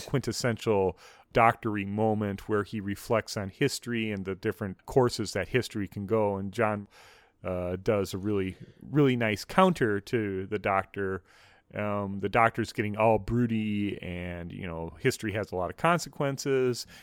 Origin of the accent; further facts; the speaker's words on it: United States; as an American